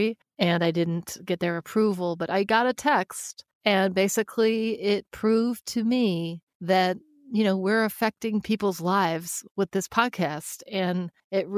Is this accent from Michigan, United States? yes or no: yes; Detroit, Michigan, United States; moved away; this could be the first Christmas I don't go home in my entire life. I was born in Detroit.